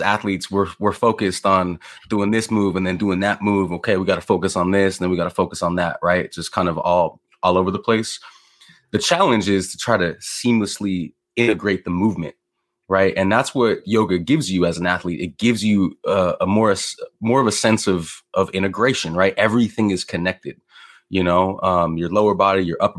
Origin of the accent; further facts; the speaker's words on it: Los Angeles, California, United States; I'm from born and raised in Los Angeles